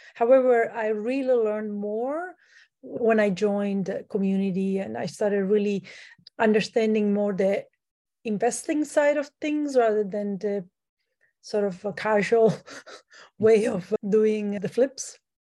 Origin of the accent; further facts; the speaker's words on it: Italy; now in Canada; I'm from Italy. I grew up in Italy